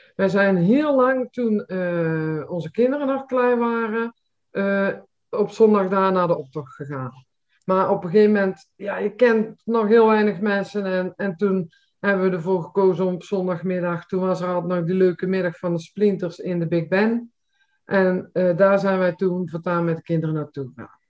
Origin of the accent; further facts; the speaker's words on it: Nispen, North Brabant, Netherlands; moved away; Ik kom uit Nispen